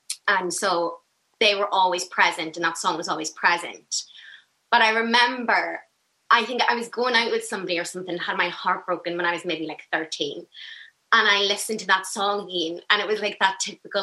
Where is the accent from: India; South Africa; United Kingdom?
United Kingdom; Belfast, Northern Ireland; Belfast, West Belfast